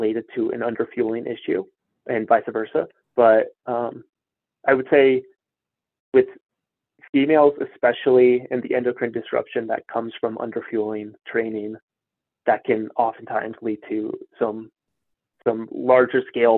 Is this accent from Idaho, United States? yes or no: no; Colorado, United States; I grew up in Colorado